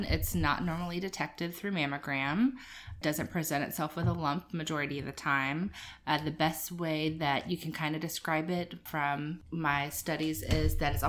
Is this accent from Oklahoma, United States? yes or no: no; Jacksonville, Florida, United States; moved away as an adult; also born or lived in Guyton, Georgia; now in Savannah, United States; I'm originally from Jacksonville, Florida